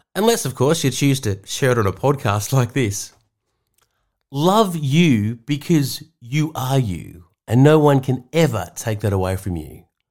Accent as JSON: {"language": "English", "town": "Sydney", "region": "New South Wales", "country": "Australia", "tie": "born or raised there", "moved": "as an adult", "lives_now": "Seaspray, Australia", "said": "the Balmoral or Balmain middle class suburbs I was brought up in Sydney"}